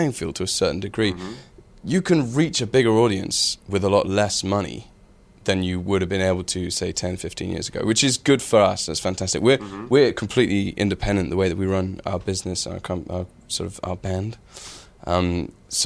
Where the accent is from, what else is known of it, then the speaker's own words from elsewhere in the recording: United Kingdom; a super British, like we're very British